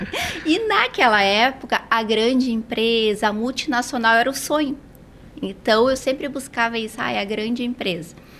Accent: Porto Alegre, Rio Grande do Sul, Brazil; moved away as an adult; Eu sou gaúcha de Porto Alegre, estou aqui há três anos.

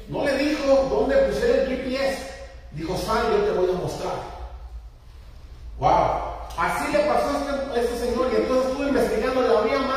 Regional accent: Mexico; moved away; En mi país, en, México

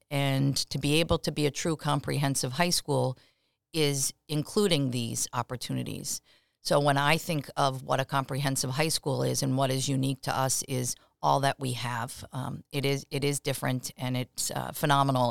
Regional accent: Long Island, New York, United States; born or raised there; moved away as an adult; also born or lived in Providence, Rhode Island / Massachusetts

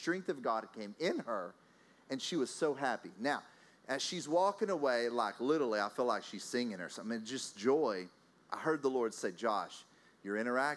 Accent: Texas, United States; now in Austria; I'm from Texas. I live in Austria

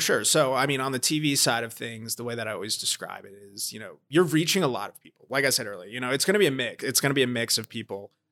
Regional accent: New Jersey, United States; moved away as an adult; also born or lived in Georgia / Baltimore; I grew up in New Jersey

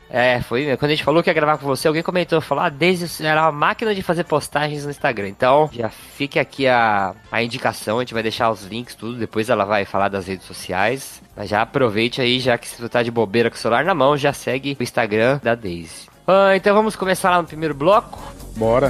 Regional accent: São Paulo, Brazil; sou de São Paulo

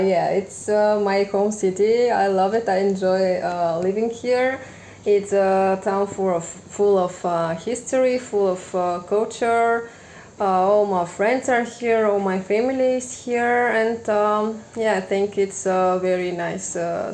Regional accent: Plovdiv, Plovdiv Province, Bulgaria; I was born and raised in Plovdiv. I graduated a specialty of psychology in the University of Plovdiv, and now I am working as one in a center for children with disabilities

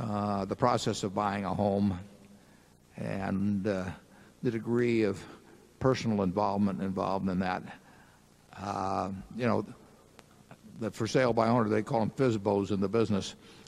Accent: Omaha, Nebraska, United States; And I guess they thought because I was from Omaha that, you know, one time and they'd be rid of me.

